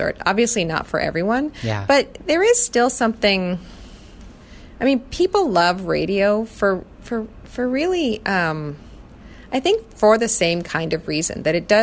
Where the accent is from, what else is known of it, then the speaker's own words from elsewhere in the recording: Canada; I come from Canada